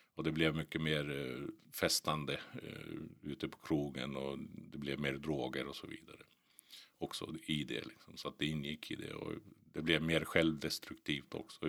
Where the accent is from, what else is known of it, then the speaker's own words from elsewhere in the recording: Botkyrka, Stockholm County, Sweden; also born or lived in Finland; Jag växte upp i Botkyrka, eh, Norsborg, norra delarna där